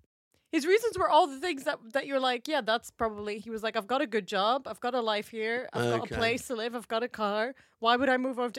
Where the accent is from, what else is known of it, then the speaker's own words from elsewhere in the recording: Netherlands; moved away as an adult; also born or lived in Canada; now in London, United Kingdom; I'm from Holland.